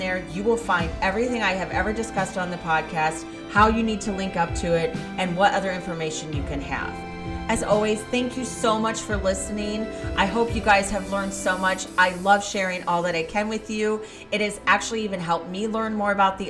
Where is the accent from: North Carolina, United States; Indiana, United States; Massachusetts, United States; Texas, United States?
Indiana, United States; near Delphi; Delphi is not that far away from my hometown.